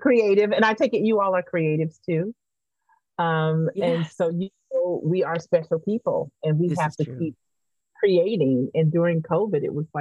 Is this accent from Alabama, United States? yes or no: yes; Verbena, Alabama, United States; also born or lived in Denver, Colorado / Montgomery, Alabama; I was born in Denver, but Verbena, Alabama, just after integration in the 70s